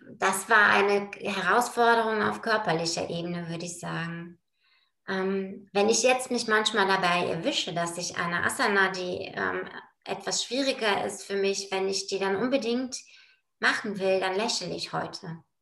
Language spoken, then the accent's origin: German; Bulgaria; now in Bonn, Germany; komme gebürtig aus Bulgarien, bin auch da geboren